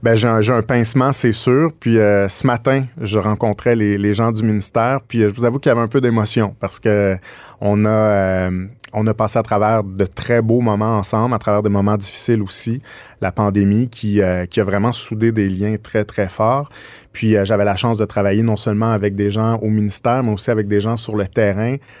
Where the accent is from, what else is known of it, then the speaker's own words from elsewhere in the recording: Quebec, Canada; on est québécois